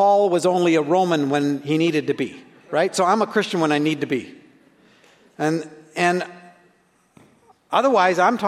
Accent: Canada; I'm a Canadian

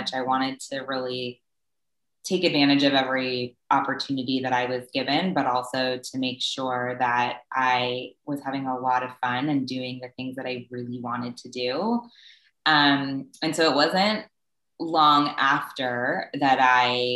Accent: Southern California, United States; I was born and raised in Southern California

